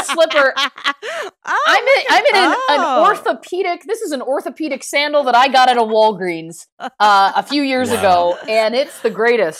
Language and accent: English; Toronto, Ontario, Canada; moved away; I'm from Toronto originally, outside Toronto